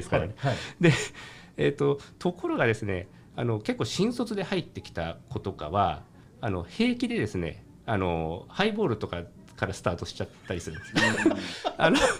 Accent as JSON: {"language": "Japanese", "town": "Kamakura", "region": "Kanagawa", "country": "Japan", "tie": "born or raised there", "said": "実家あの家業があの鎌倉で、えー、お酒の小売店"}